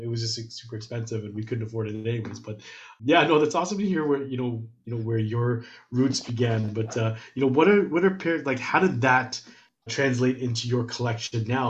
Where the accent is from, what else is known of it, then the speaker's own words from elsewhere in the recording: Toronto, Ontario, Canada; I grew up in Scarborough